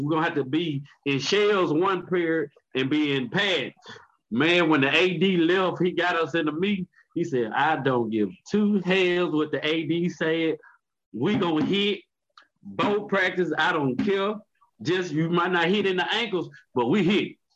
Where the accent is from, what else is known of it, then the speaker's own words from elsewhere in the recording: Mississippi, United States; I'm from Mississippi